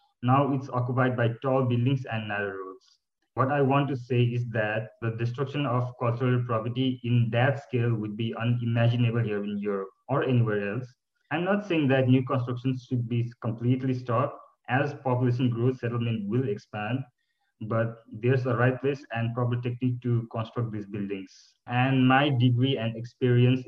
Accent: Kathmandu, Bagmati, Nepal; born or raised there; moved away as an adult; now in Cottbus, Germany

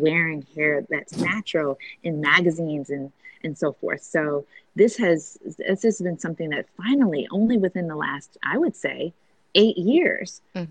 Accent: Fostoria, Ohio, United States; I was raised in Fostoria, Ohio.

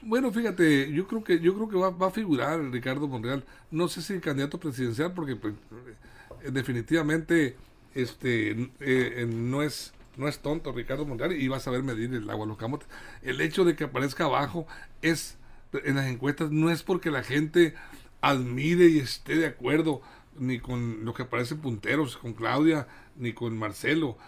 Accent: Angostura / Guamúchil, Sinaloa, Mexico; Angostura, Guamuchil, yo siempre volteo para mi tierra

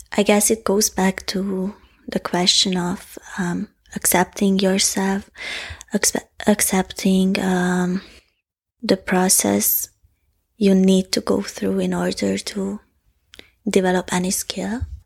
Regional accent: Hungary; first language Hungarian; English is a second language; it's my second language and I have all my complex thoughts in Hungarian

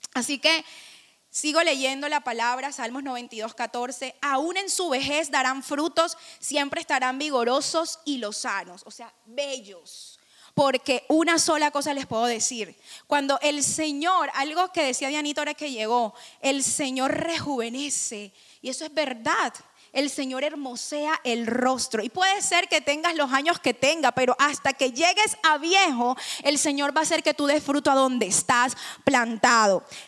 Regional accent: Barranquilla, Atlántico, Colombia; now in Miami, United States; somos costeños y nuestra familia es así, alegre

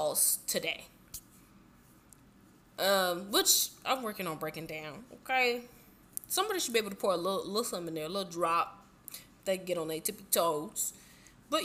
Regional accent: Southern California, United States; I grew up in Southern California, 2 hours from Tijuana, like, from the border.

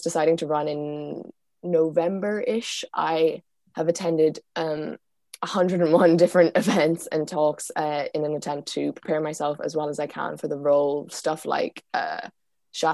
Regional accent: Galway, Connacht, Ireland; I'm from Galway

